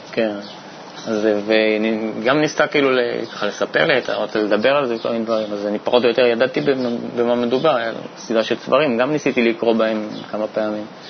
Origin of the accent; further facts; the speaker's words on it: Bat Yam, Tel Aviv District, Israel; Hebrew is a second language; also born or lived in Saint-Denis, France / near Geneva, France; now in Petah Tikva, Israel; הגעתי לארץ בכיתה ג' אה, לבת ים